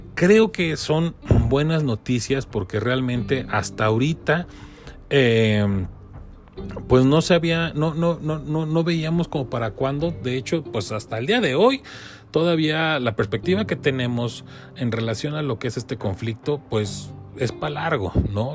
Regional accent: Mexico; como mexicanos

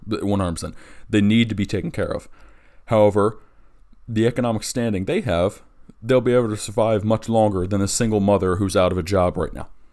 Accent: Delaware, United States; in my home state of Delaware

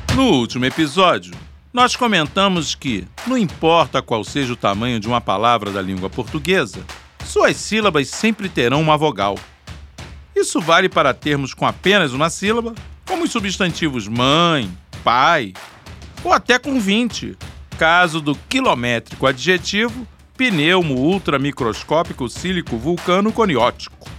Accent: Brazil; accent: Brazilian

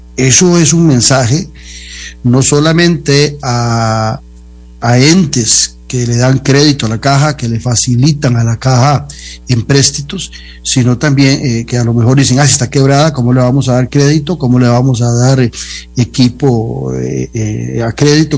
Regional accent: Costa Rica; los costarricenses

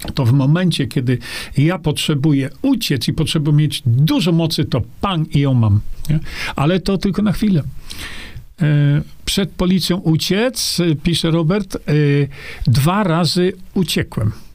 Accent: Poland; Urodziłem niedaleko tutaj

